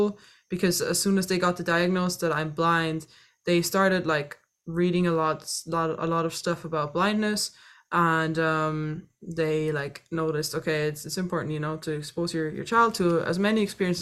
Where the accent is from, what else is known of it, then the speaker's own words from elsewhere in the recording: Austria; moved away as an adult; also born or lived in Dublin, Ireland / Vienna, Austria; now in United States; And then when I was four, I moved to Austria. And then I was pretty much raised in Austria.